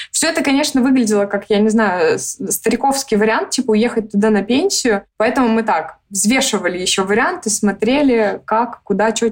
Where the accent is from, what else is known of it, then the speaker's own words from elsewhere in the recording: Moscow, Russia; moved away as an adult; now in Belgrade, Serbia; Мы из Москвы